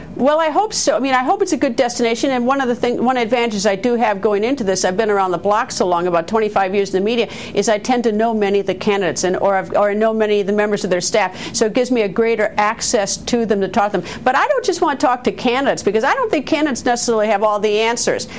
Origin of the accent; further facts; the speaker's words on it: Wisconsin, United States; my home state of Wisconsin